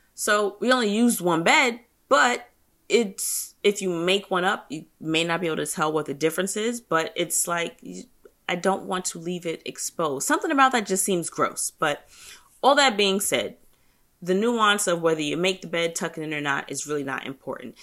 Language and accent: English; United States; me being an American